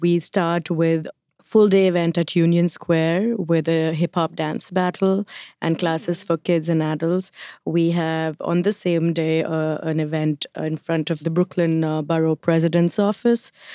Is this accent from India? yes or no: yes; India; now in New York, United States; I'm Indian